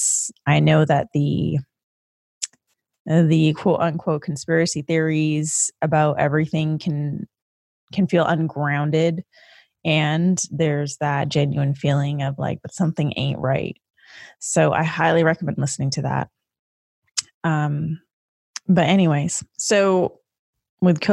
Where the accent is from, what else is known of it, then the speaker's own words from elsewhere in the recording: Canada; now in United States; as a Canadian, I experienced a different type of history lesson in Canada